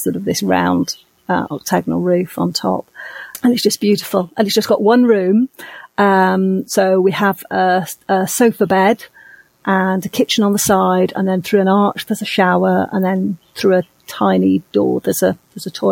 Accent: United Kingdom; now in Dominican Republic; I'm a Brit. I'm originally from the UK

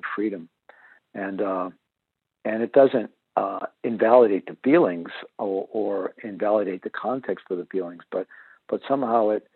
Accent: Missouri, United States; I'm originally from Missouri, the show me state

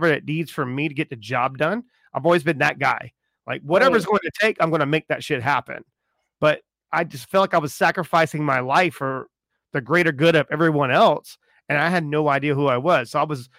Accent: Charleston, South Carolina, United States; I'm from Charleston

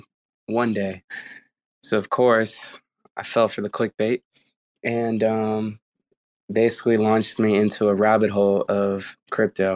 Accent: Bay Area, Oakland, California, United States; I am from the Bay Area. I was born in Oakland, California

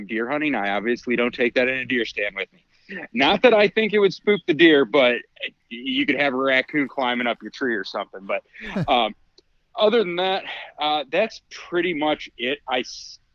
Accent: Northwest Ohio, United States; I grew up in Northwest Ohio, in a family that did very little fishing and no hunting

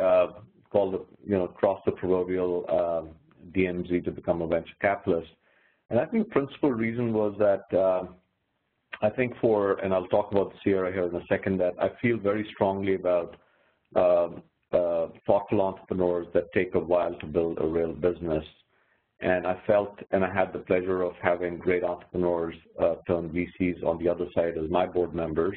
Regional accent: India; moved away as an adult; also born or lived in California; now in United States; I'm actually originally from India, as you can probably tell from my accent.

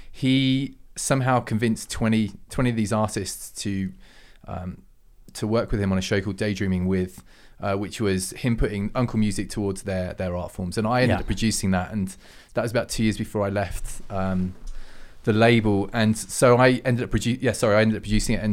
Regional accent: England, United Kingdom; we're English

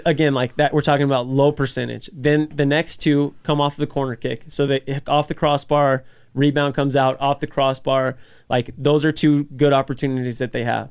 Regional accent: Las Cruces, New Mexico, United States; moved away as an adult; also born or lived in Colorado Springs; I'm from Las Cruces, like, it, it's home. New Mexico is home

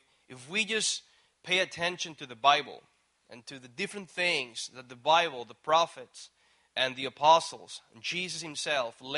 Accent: Puerto Rico; moved away as an adult; I actually flew from Puerto Rico here. And anyways, I was born, raised there

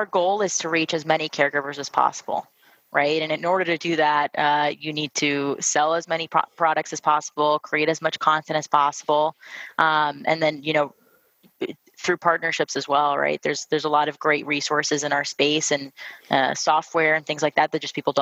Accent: Miami, Florida, United States; now in Charlotte, United States; we're both from Miami, both moved to Charlotte

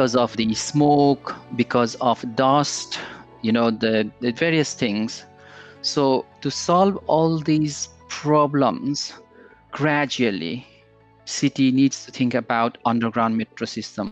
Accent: Kathmandu, Bagmati, Nepal; moved away as an adult; now in United Kingdom; I was born and raised in Kathmandu. I almost like spend my 25, 27 years of my, you know, birth that years I spent there.

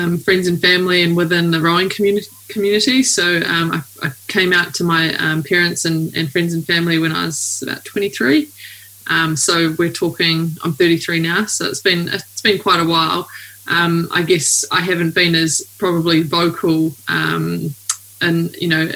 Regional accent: New Zealand; I'm a rower from New Zealand.

